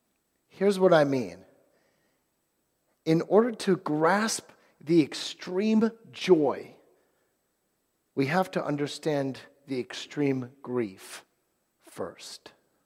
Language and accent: English; Virginia, United States; But so I grew up on Virginia, and for years we were never great.